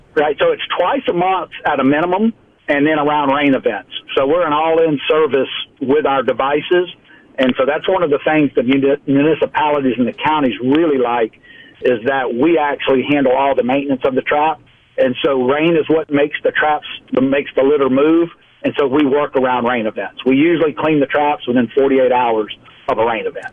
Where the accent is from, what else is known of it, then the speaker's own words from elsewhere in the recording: South Louisiana, United States; moved away as an adult; also born or lived in central Mississippi; now in Mobile, United States; born, raised in the South, and, you know, water is just our family story, who we are. So I'm from South Louisiana